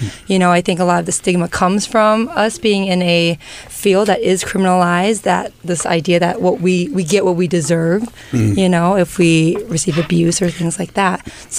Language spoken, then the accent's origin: English; China; born there; Well, you know, I was born in China. Both my parents were immigrants.